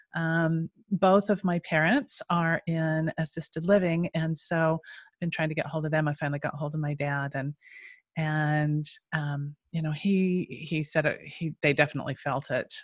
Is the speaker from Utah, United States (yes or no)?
yes; Utah, United States; moved away; I'm originally from Utah